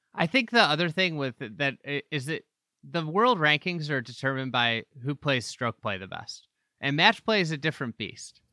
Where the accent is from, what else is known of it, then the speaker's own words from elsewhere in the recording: United States; as an American